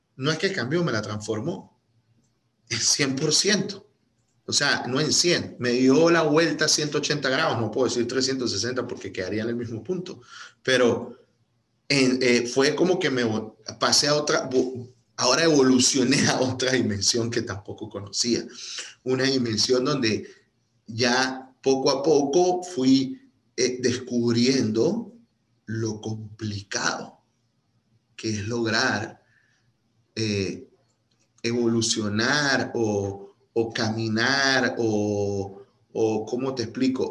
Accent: Venezuela; moved away as an adult; now in United States; Yo, yo, yo vengo de Venezuela, este, emigré hace, ya cumplo en septiembre seis años

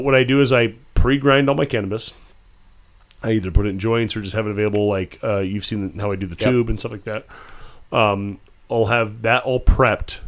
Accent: Pinetop-Lakeside, Arizona, United States; moved away; I'm from Pine Top

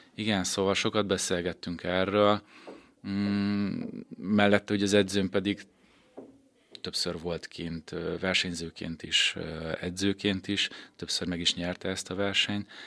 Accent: Békéscsaba, Békés, Hungary; also born or lived in Szeged; én Békés Csabán születtem, Békés Csabán éltem

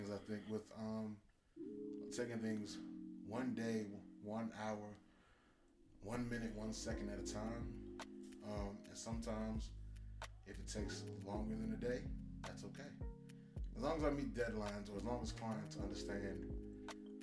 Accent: Miami, Florida, United States; now in Atlanta, United States; Born and raised in Miami-Dade County, currently based here in Atlanta

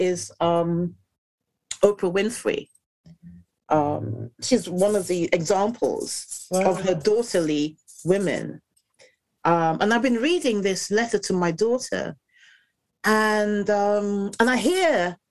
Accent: England, United Kingdom; we were in England. We weren't in Dominica

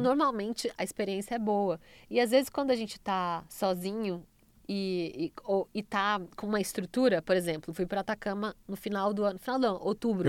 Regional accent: Brazil; sou brasileira

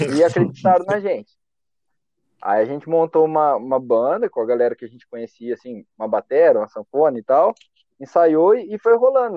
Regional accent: São Carlos, São Paulo, Brazil; Eu sou de São Carlos mesmo

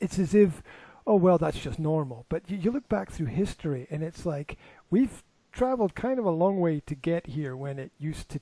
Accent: Scotland, United Kingdom; moved away; Scotland, where I'm from

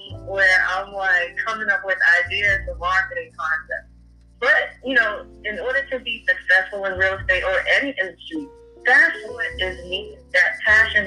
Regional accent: Boston, Massachusetts, United States; moved away as an adult; now in North Carolina, United States; I'm originally from Boston, Massachusetts, born and raised, and I moved out to North Carolina in 2001

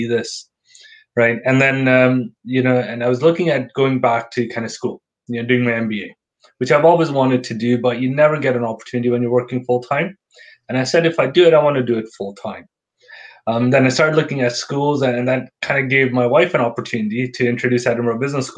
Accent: Calgary, Alberta, Canada; moved away as an adult; also born or lived in Toronto; now in Scotland; I'm born and raised in Calgary

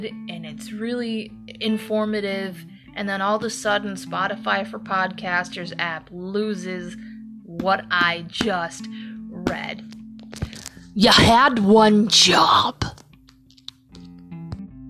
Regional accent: Toledo, Ohio, United States; I'm from Toledo

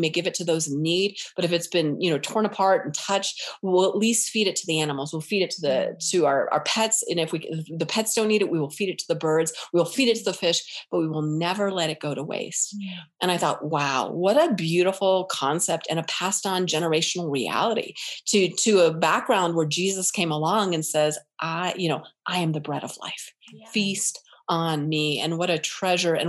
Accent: United States; We're American.

